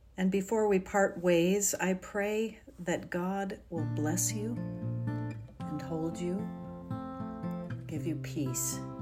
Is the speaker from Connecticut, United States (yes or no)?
yes; New Haven, Connecticut, United States; I grew up in New Haven, Connecticut